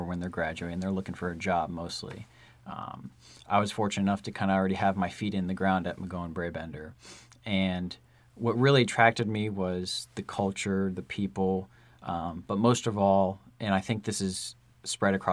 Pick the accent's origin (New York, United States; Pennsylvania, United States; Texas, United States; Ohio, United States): Ohio, United States; Dayton; Born and raised in Dayton, Ohio.